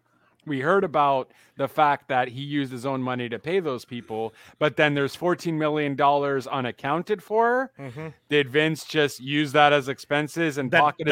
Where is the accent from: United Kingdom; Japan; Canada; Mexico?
Canada; with me being Canadian